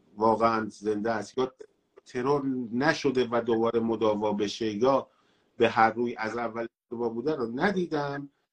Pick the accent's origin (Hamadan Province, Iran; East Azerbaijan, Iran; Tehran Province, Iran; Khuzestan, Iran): Tehran Province, Iran; Tehran; تهران مثلاً شهر خودم بوده